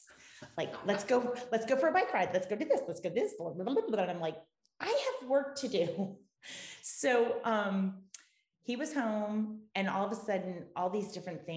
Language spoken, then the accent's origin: English; Sarasota, Florida, United States; moved away as an adult; also born or lived in New England; now in South Shore of Boston, United States; I grew up in Sarasota, Florida. I'm a girl from Siesta Key, and I moved to New England after college